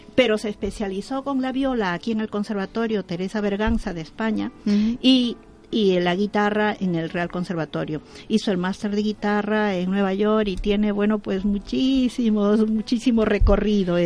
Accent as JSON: {"language": "Spanish", "country": "Peru", "moved": "yes", "lives_now": "Spain", "said": "yo soy de origen peruana"}